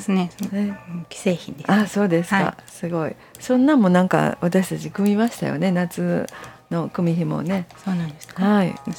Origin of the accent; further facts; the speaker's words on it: Kyoto, Japan; もともとまあ京都で生まれ育ちました